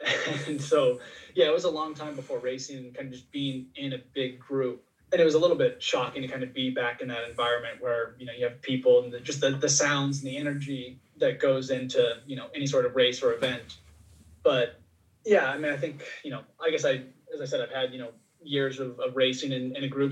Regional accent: Oregon, United States; growing up in Oregon

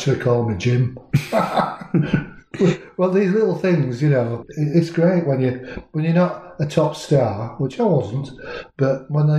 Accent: Hemsworth, Yorkshire and the Humber, United Kingdom; and I was from Hemsworth.

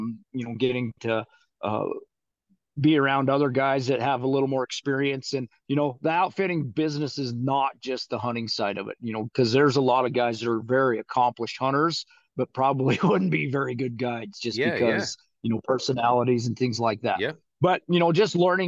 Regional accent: Rock Springs, Wyoming, United States; moved away as an adult; now in Northeast Wyoming, United States; I was born and raised in Southwest Wyoming in Rock Springs

